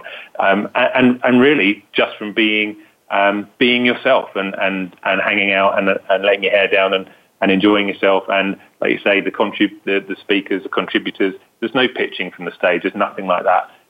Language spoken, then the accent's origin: English; United Kingdom; accent: British; UK, as you can hear from my authentic British accent